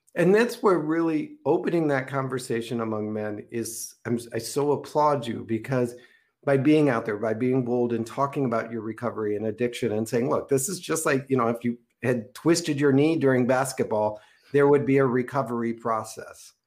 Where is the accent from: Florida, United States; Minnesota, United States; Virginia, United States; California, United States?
Minnesota, United States; Minneapolis; I grew up in Minneapolis, Minnesota